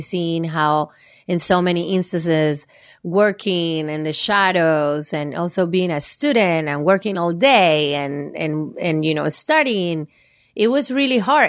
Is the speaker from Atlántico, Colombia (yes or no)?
no; Valle del Cauca, Colombia; moved away; I'm Colombian, and I was born and raised in Colombia. Uh, my family, we are from the southwest area of Colombia